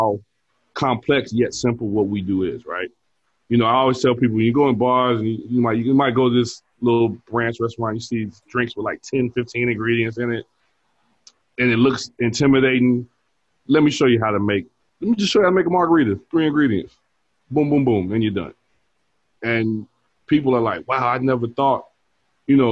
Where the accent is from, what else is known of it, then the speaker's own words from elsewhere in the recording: Chicago, Illinois, United States; south side